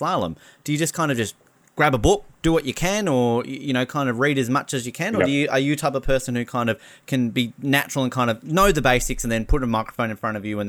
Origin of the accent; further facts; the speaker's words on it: Hobart, Tasmania, Australia; growing up in Hobart